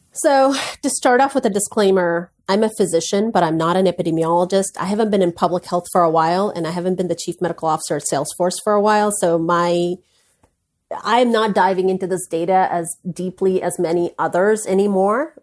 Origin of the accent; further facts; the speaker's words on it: India; I'm an Indian woman. I was born into an Indian family